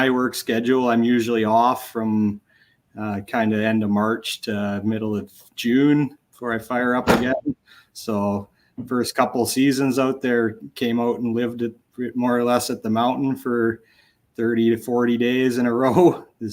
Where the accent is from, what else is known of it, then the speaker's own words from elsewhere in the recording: Red Deer, Alberta, Canada; I grew up in Red Deer.